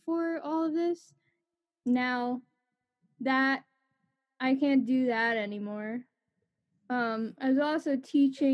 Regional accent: New Jersey, United States; I'm a musician from New Jersey.

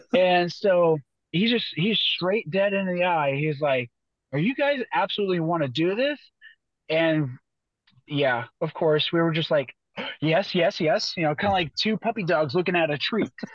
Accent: Boise, Idaho, United States; moved away; I was from Boise, Idaho

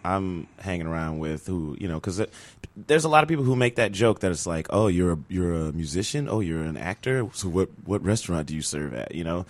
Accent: Chicago, Illinois, United States; I'm from Chicago originally

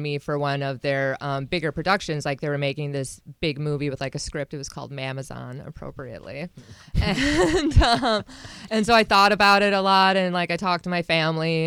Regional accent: Wisconsin, United States; moved away as an adult; also born or lived in Florida; I'm originally from Wisconsin, and I first moved to Florida

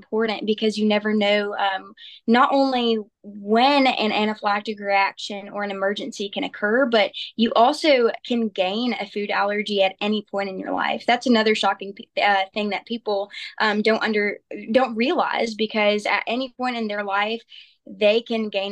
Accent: Olive Branch, Mississippi, United States; I am from Olive Branch, Mississippi

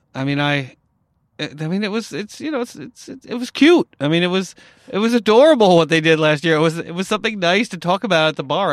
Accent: upstate New York, United States; I grew up in New York, uh, you know, upstate New York

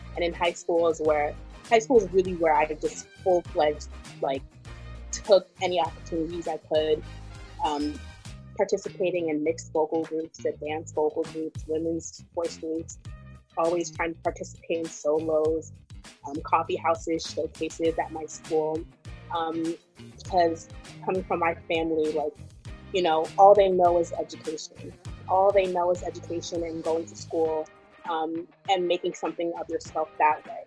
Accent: New York, United States; being Ghanaian, being brought up in New York. Um, I actually live a little bit outside of uh, the city in Rockland, so being brought up in more of like the suburbs suburbs area

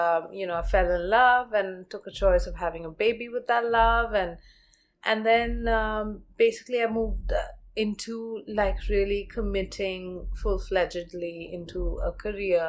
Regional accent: Delhi, India; I grew up in Delhi

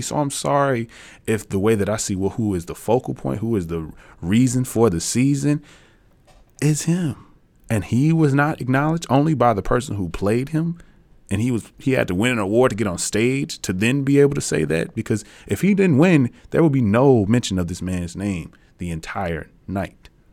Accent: Tennessee, United States; I'm from Tennessee

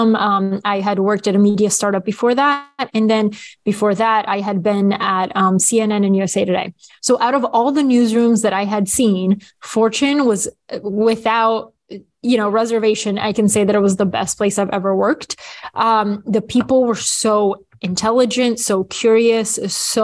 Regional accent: Bulgaria; moved away; when I was little, growing up in Bulgaria

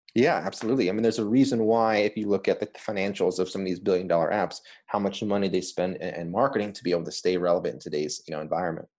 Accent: Los Angeles, California, United States; moved away as an adult; also born or lived in Boston; I grew up in Los Angeles, California

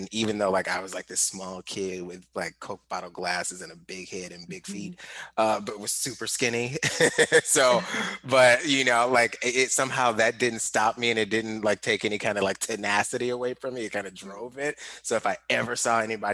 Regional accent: St. Louis, Missouri, United States; I grew up in St. Louis and particularly like Ferguson

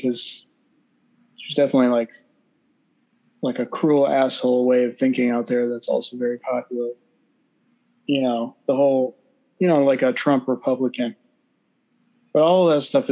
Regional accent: Texas, United States; I was born in Texas

